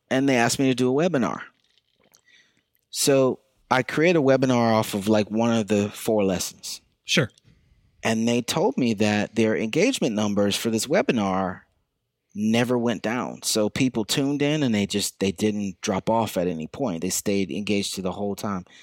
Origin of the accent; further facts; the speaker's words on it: the South, United States; born there; now in New York City, United States; I was born in the South. I would not change that.